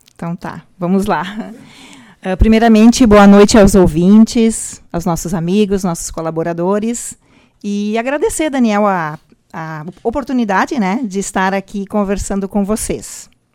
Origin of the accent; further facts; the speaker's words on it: Vale do Taquari, Rio Grande do Sul, Brazil; also born or lived in Venâncio Aires; Nós somos do Vale do Taquari